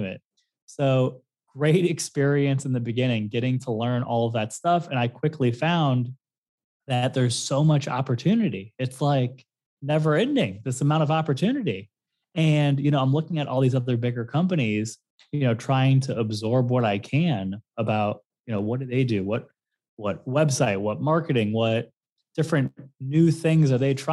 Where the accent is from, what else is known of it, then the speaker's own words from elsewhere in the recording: St. Louis, Missouri, United States; moved away as an adult; also born or lived in Fort Lauderdale, Florida; now in South Florida, United States; I was born in Fort Lauderdale, raised in St. Louis